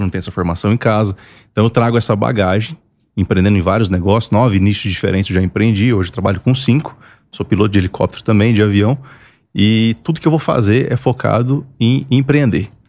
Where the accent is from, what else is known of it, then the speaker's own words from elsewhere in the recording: Mato Grosso, Brazil; moved away as an adult; now in Alphaville, Brazil; Eu sou mato grossense, sou lá do Mato Grosso. E de lá para cá a gente contactou e eu mudei para Alphaville